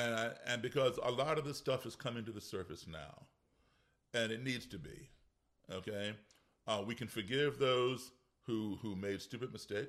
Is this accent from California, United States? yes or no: no; Virginia, United States; We, like I'm from Virginia, but people do.